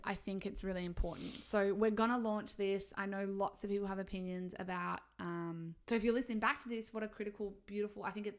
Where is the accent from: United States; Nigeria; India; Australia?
Australia; We're from Australia